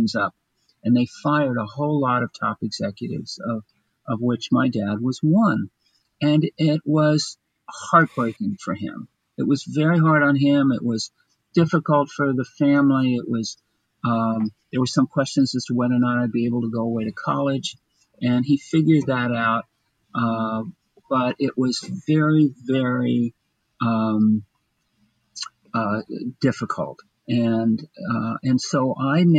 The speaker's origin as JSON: {"language": "English", "town": "Bryn Mawr", "region": "Pennsylvania", "country": "United States", "tie": "born or raised there", "also_born_or_lived": "Chester County, Pennsylvania", "said": "I grew up outside in the western suburbs of Philadelphia, out in the Paley, Bryn Mawr area"}